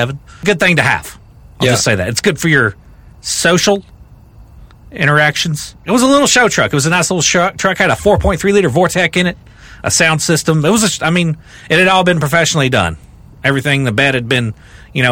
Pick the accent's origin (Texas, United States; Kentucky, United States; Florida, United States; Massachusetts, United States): Kentucky, United States; Brodhead; I grew up in Rockcastle County, Kentucky